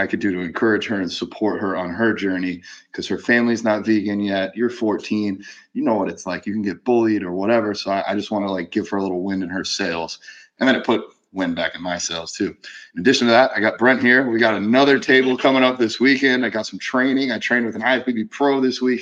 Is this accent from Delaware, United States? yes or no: no; Gainesville, Florida, United States; out of Gainesville, out of my hometown